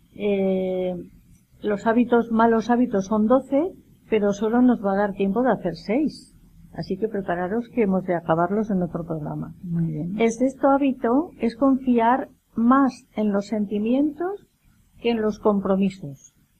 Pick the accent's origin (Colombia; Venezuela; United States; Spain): Spain; Castile; yo, como buena castellana